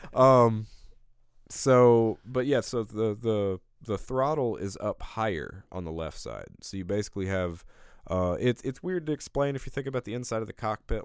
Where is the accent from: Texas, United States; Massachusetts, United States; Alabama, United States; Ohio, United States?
Alabama, United States; I'm from Alabama.